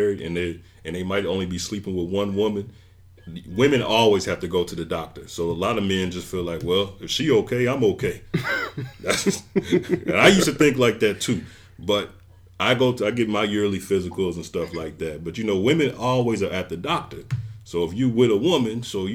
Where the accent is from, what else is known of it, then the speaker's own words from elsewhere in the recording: Chicago, Illinois, United States; growing up in the Chicagoland area